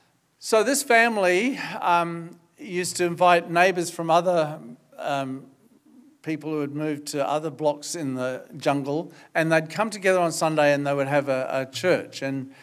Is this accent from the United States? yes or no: no; Australia; now in New Zealand; So I haven't lost my Australian citizenship, but I'm a Kiwi too.